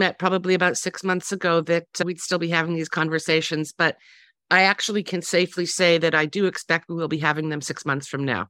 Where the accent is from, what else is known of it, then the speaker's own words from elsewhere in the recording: Toronto, Ontario, Canada; moved away as an adult; now in Tel Aviv, Israel; I'm in paradise, a lakeside cottage north of Toronto, my hometown.